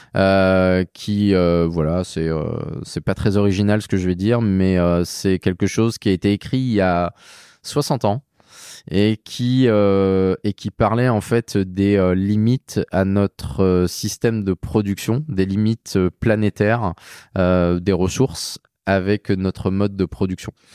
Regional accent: Saint-Malo, Brittany, France; Je viens de Saint-Malo

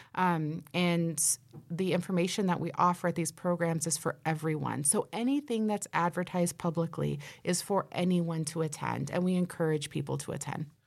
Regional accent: Nebraska, United States; We're from Nebraska

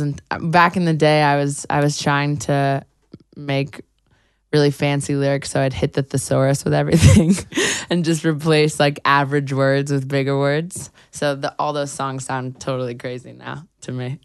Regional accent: New York City, New York, United States; I grew up on the Upper West Side

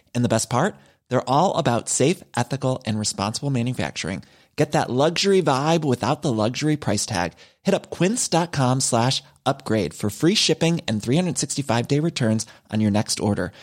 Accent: Ireland; when I was a young boy growing up in Ireland

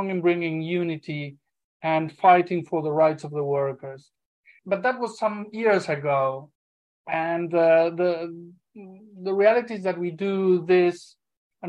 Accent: Argentina; moved away; I am originally from Argentina, originally an aviation worker, an aviation union leader

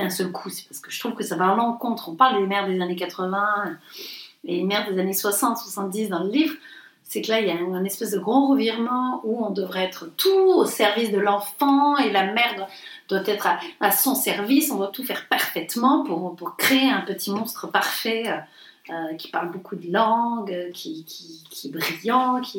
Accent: the South, France; nous, on vient du Sud, on l'a toujours dit, c'est pas un gros mot pour nous.

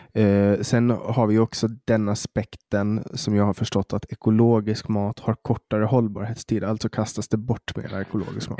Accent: Åland, Åland Islands; här på Åland där jag växte upp

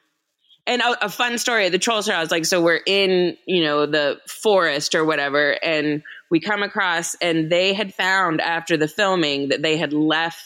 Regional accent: New York, United States; as a New Yorker

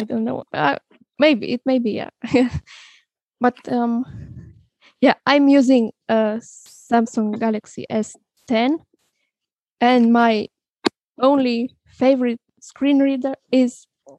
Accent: Romania; now in Vienna, Austria; I come from Romania and I live in Austria, in Vienna, which is, some say it's the city of music.

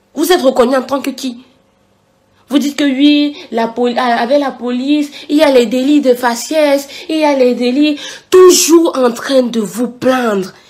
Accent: Cameroon; moved away as an adult; now in France; En Afrique, je suis camerounaise

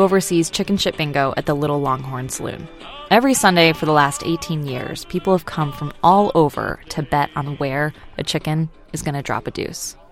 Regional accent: Austin, Texas, United States; I grew up in uh, West Austin.

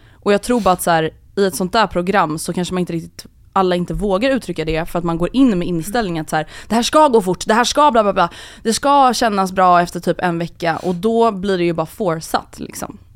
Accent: Sweden; vi svenskar

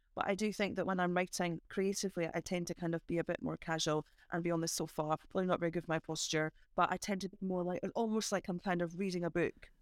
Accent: Edinburgh, Scotland, United Kingdom; as a child growing up in Christofan

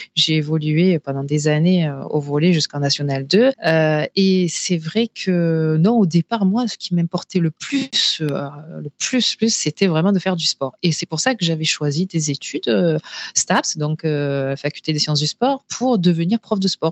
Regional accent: Marseille, Provence-Alpes-Côte d'Azur, France; je suis marseillaise d'origine

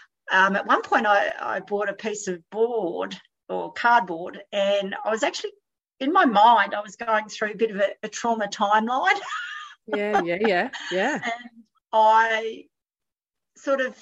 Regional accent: Adelaide, South Australia, Australia; now in New South Wales, Australia; I'm from Adelaide originally

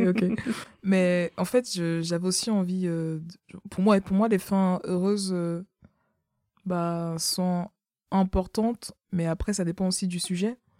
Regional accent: Cameroon; moved away; je suis née au Cameroun

